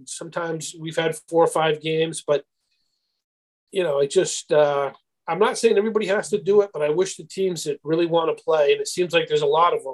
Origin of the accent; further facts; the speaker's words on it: Nashua, New Hampshire, United States; when I grew up in Nashua